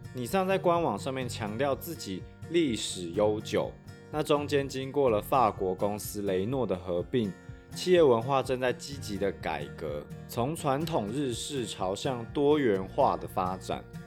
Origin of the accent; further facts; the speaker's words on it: Taiwan; 像优势就是台湾人通常学习能力很快，而且较为刻苦耐劳。弱势的地方则是比较不擅长去包装自己，而且因为我们从小就是在儒家思想的体系长大